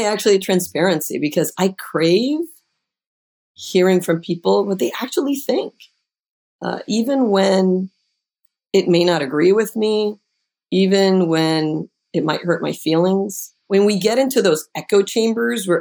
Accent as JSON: {"language": "English", "country": "Puerto Rico", "moved": "yes", "said": "I'm originally from Puerto Rico"}